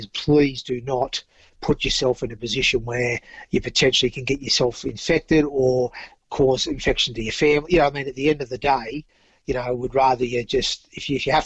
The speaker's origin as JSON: {"language": "English", "area": "Central Coast", "region": "New South Wales", "country": "Australia", "tie": "born or raised there", "also_born_or_lived": "Torquay, England", "said": "we're from the Central Coast"}